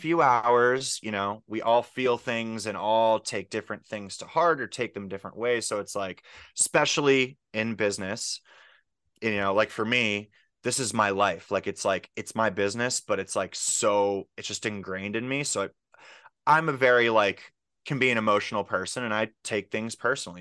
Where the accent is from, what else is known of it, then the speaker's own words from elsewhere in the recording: Pittsburgh, Pennsylvania, United States; moved away as an adult; also born or lived in Philadelphia; I came from Pittsburgh, and so I'm actually back in Pittsburgh now